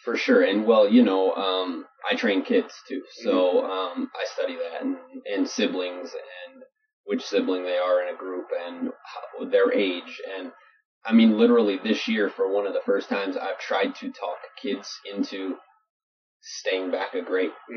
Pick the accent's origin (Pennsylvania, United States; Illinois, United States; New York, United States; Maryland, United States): Illinois, United States; Chicago; moved away; also born or lived in Holland, Michigan; growing up in Chicago, in the 80s and 90s